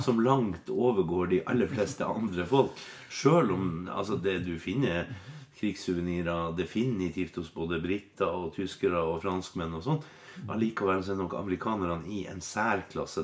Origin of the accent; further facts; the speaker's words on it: Finnmark, Norway; i Finnmark, der jeg er fra